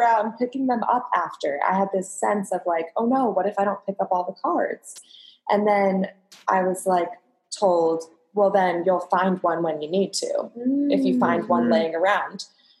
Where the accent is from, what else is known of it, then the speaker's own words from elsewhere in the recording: Avon Lake, Ohio, United States; I'm from Ohio.